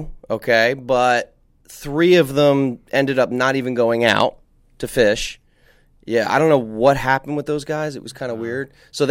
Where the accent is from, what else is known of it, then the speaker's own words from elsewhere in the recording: New Jersey, United States; moved away; New Jersey, you know, my home state